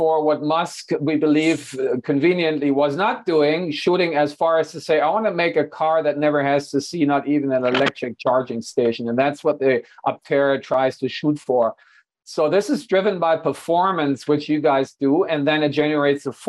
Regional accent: Hanover, Lower Saxony, Germany; moved away; my hometown of Hanover

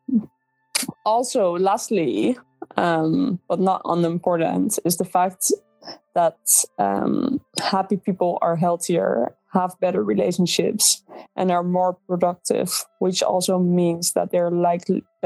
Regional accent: Netherlands; English is a second language; I was born and raised in the Netherlands. So yes, English is not my native language.

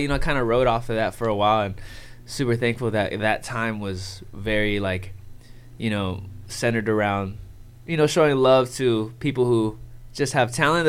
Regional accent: Oxnard, California, United States; also born or lived in San Diego, United States; I am from Oxnard, California.

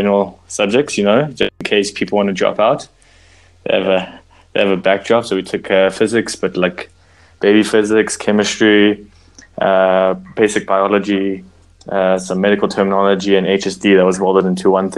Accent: Midrand, Gauteng, South Africa; I'm a Midrand boy, been here my entire

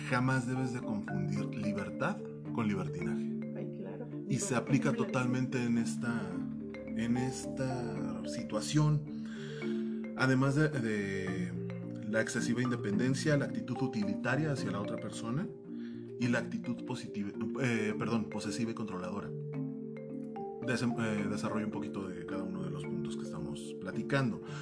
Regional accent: Mexico City, Mexico; born there; como yo eh, nací en la Pensil

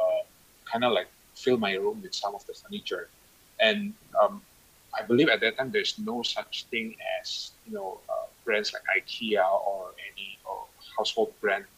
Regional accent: Indonesia; moved away; also born or lived in Canada; I was away from Indonesia for quite some time. I think I've been living in Canada for 10 years, and you know, moving back to Indonesia

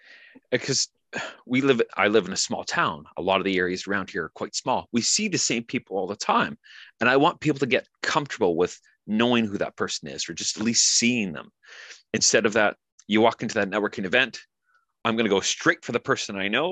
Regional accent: Canada; Being Canadian, we get asked all the time, are you American? And I'm like, no, I'm Canadian.

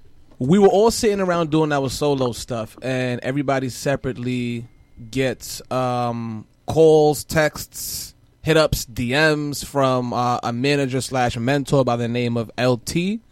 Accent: The Bronx, New York, United States; The Bronx.

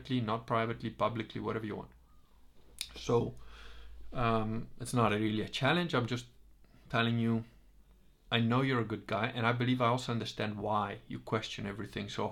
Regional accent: Veneto, Italy; I'm not British. I'm not even Italian. I'm Venetian.

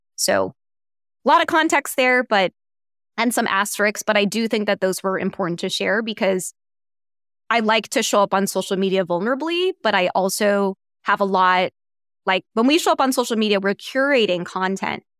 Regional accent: Washington, District of Columbia, United States; I grew up in Washington, D C

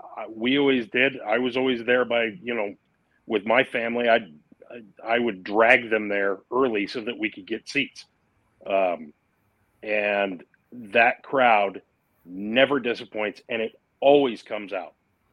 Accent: Fremont, Michigan, United States; moved away; The town is a town of like 5,000 or 6,000 people, or at least it was when I moved away from Fremont.

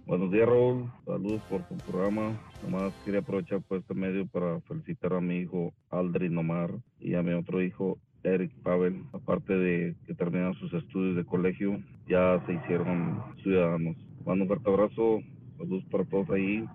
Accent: Matamoros, Tamaulipas, Mexico; moved away as an adult; now in United States; yo soy de Matamoros, yo soy de ah, Matamoros

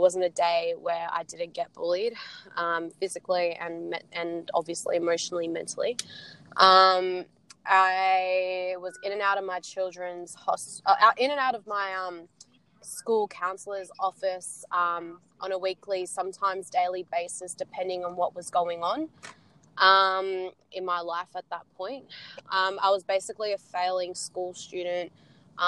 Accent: Sydney, New South Wales, Australia; I'm from Sydney

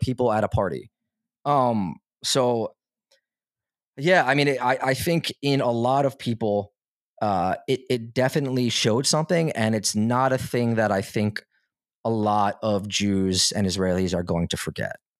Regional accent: United States; I grew up in America

